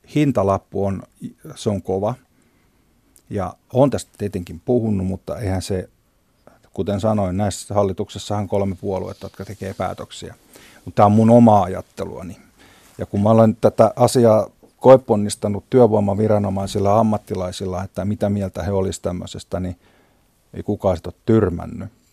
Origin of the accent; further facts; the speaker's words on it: Kouvola, Kymenlaakso, Finland; tuolta meiltäkään päin